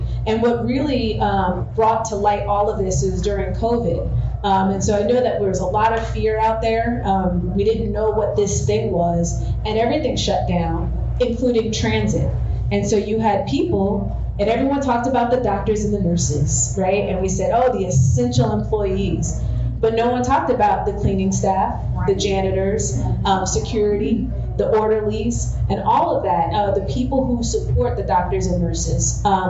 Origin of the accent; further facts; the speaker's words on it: New Jersey, United States; So I'm from the, as I mentioned, I'm from the East Coast. I mostly have lived in blue states. And even growing up in New Jersey, we did have a Republican governor